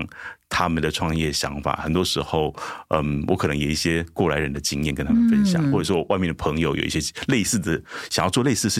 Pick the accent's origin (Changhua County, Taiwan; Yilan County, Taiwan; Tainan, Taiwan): Changhua County, Taiwan; 突然发现很多人在脸书上面私讯我说：“哎，处长，我也是彰化人，我也是彰化人。”我说：“啊，你也是彰化人？”